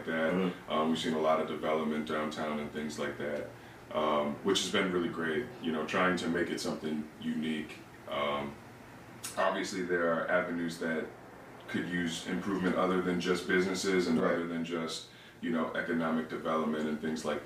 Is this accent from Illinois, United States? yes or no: yes; Aurora, Illinois, United States; also born or lived in Oswego; I'm also a lifelong Auroran, born and raised on the west side